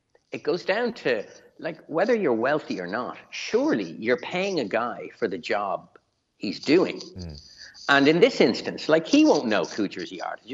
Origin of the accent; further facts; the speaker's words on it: Ireland; me being Irish